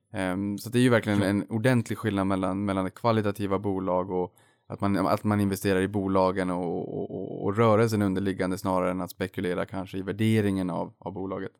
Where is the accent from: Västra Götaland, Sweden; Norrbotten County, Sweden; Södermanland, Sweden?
Norrbotten County, Sweden; Boden; moved away; Unga Aktiesparare fanns ju inte i Boden där jag växte upp